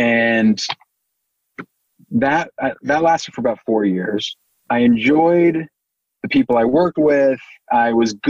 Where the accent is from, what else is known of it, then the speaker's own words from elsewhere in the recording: New York, United States; I grew up in New York